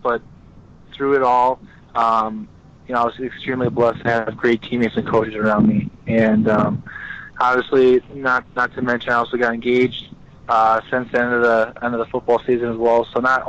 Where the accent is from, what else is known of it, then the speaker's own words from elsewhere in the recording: Wisconsin, United States; obviously I grew up in Wisconsin. I played at Wisconsin